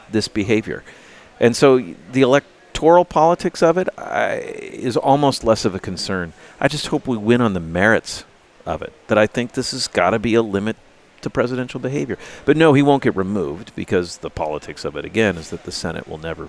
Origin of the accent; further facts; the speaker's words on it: United States; I'm an American